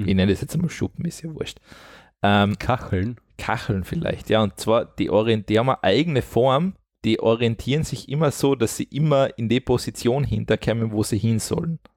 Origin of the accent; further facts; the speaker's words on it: Austria; bei uns in Österreich